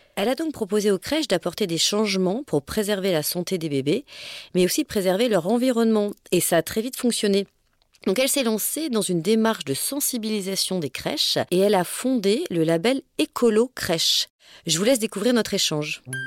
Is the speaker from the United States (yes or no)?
no; Auvergne-Rhône-Alpes, France; moved away; je suis originaire d'Auvergne